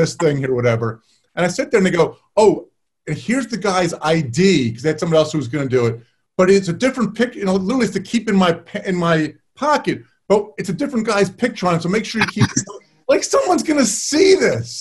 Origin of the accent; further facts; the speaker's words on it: New Jersey, United States; my hometown in New Jersey